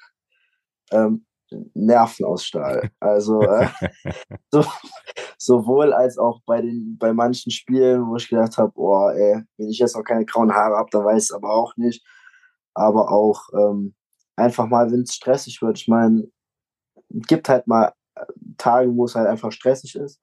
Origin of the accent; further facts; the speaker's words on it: Föhren, Rhineland-Palatinate, Germany; Ich komme aus Föhren, das ist ein kleines Dorf bei Trier